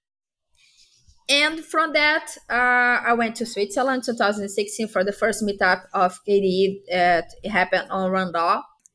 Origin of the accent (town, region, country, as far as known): Brazil; English is a second language